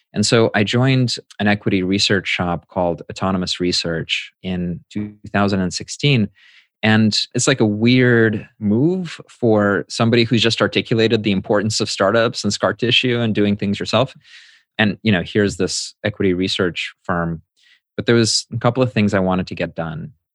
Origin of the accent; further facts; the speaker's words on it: United States; as an immigrant growing up in the States